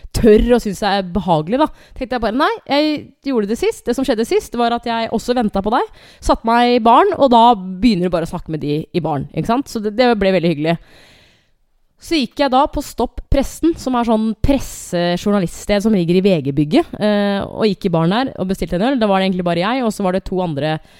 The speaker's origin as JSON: {"language": "Norwegian", "country": "Norway", "said": "jeg er fra Norge"}